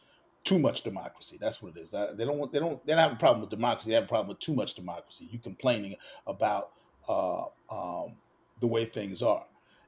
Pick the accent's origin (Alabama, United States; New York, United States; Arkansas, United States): New York, United States; New York City; As a New Yorker